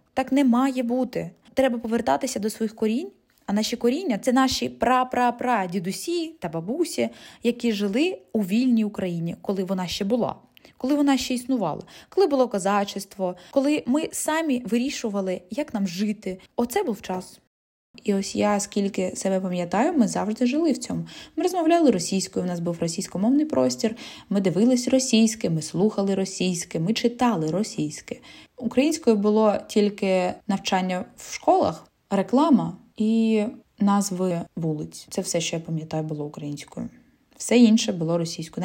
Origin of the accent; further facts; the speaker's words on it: Zaporizhzhia, Zaporizhzhia Oblast, Ukraine; first language Russian; Ukrainian is a second language; Я родом з міста Запоріжжя і усе своє життя я розмовляла російською мовою